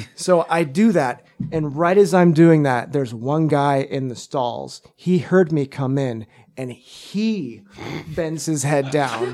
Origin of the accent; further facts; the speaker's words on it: Texas, United States; moved away; also born or lived in Zurich, Switzerland; I'm from Texas, and so, like, margaritas are a thing there.